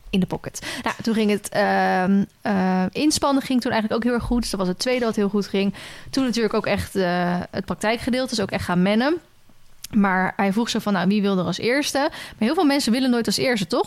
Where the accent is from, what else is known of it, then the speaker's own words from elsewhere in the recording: Randstad, Netherlands; moved away; ik kom uit de Randstad. Dus dat is ook wel... Ik kom uit de stad, ben naar een dorp